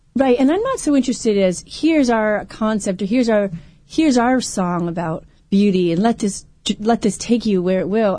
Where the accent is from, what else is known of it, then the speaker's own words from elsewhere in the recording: Vermont, United States; moved away as an adult; also born or lived in Ohio; now in southern California, United States; my home state